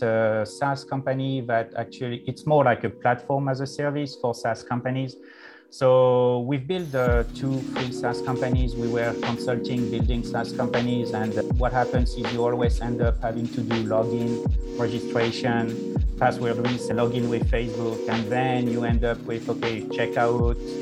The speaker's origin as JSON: {"language": "English", "country": "France", "tie": "born or raised there", "moved": "yes", "lives_now": "United States", "said": "I was born in France, and then I moved to the United States"}